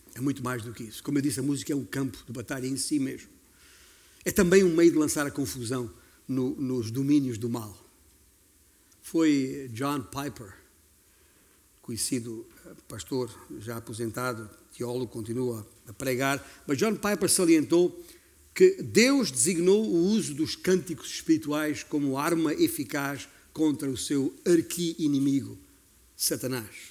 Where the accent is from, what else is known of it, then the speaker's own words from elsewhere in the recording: Beja, Alentejo, Portugal; moved away; eu já saí de Beja há muitos anos